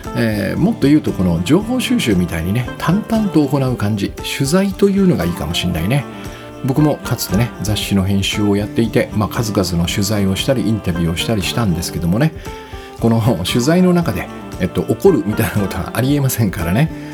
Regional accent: Kyushu, Japan; 私が子供の頃はその九州男児として育てられてきたのでね

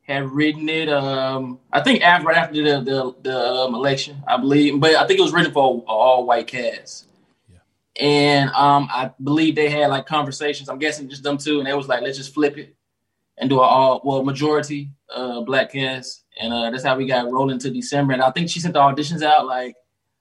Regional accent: Little Rock, Arkansas, United States; I am from Little Rock, Arkansas, the 501

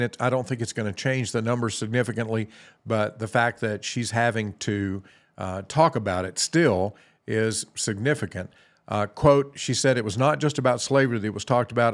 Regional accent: the South, United States; I grew up in the South

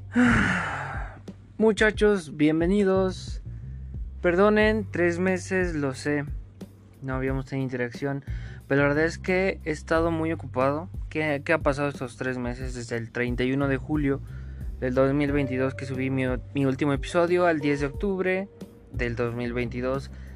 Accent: Río Frío, Mexico; moved away; also born or lived in Mexico City; a ver a mis papás al pueblo, a Río Frío

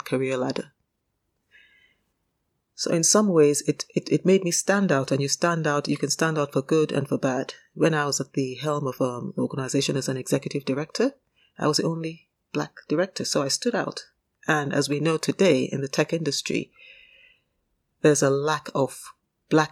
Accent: Nigeria; moved away as an adult; now in United Kingdom; I grew up in Nigeria. Remember, I spent my formative years in Nigeria, although I was born in the UK.

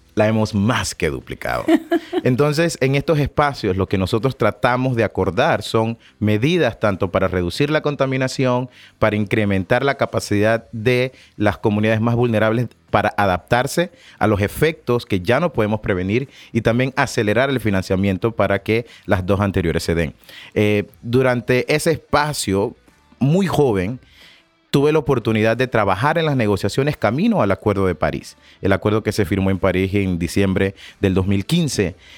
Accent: Panama; somos de Panamá

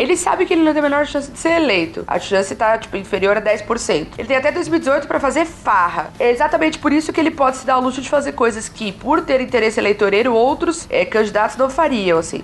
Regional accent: ABC, São Paulo, Brazil; Eu sou do, do ABC

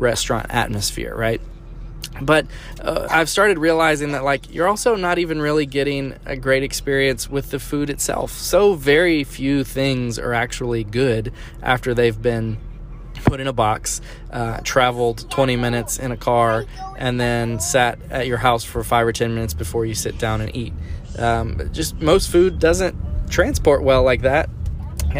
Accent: South Louisiana, United States; I'm from South Louisiana and food is a way of life for us

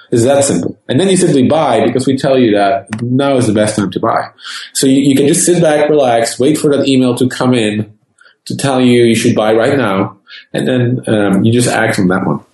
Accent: Netherlands; moved away as an adult; now in California, United States; being born and raised in the Netherlands

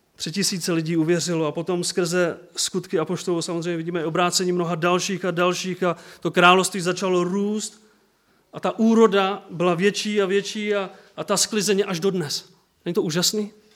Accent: Czechia; also born or lived in Bílovec; u nás v Čechách

